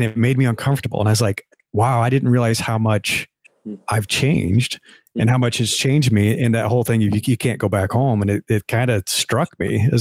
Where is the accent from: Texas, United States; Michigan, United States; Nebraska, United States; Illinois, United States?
Nebraska, United States; moved away as an adult; now in Bay Area, United States; I grew up in the Midwest in Nebraska. It's like everybody I grew up with was white, my small farm town